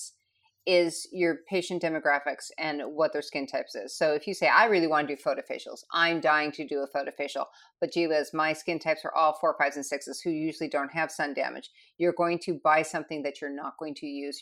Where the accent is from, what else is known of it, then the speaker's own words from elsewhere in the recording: Michigan, United States; now in Scottsdale, United States; where I grew up in Michigan